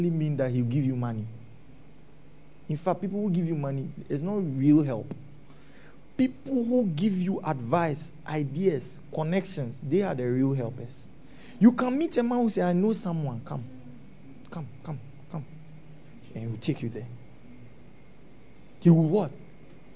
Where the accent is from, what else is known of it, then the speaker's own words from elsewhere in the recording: Ghana; We are Zongo boys. Yeah, we come from the Zongo